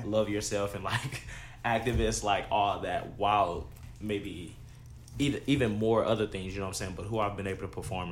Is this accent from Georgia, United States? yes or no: no; Texas, United States; growing up in Texas, it was just, from high school, I was in the suburbs